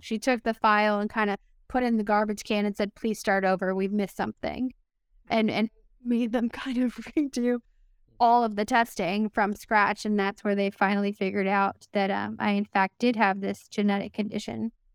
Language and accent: English; Miami, Florida, United States; moved away; also born or lived in Pittsburgh; I was born in Miami